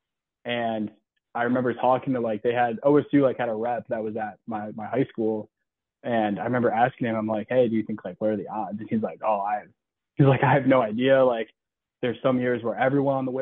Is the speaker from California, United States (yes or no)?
no; Cleveland, Ohio, United States; also born or lived in Philadelphia, Pennsylvania; I pretty much grew up in the Cleveland area. I was born outside of Philadelphia